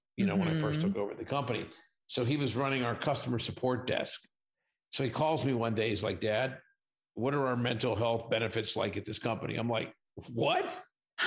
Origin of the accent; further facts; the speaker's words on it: Pittsburgh, Pennsylvania, United States; also born or lived in Southern California; now in Las Vegas, United States; I'm originally from Pittsburgh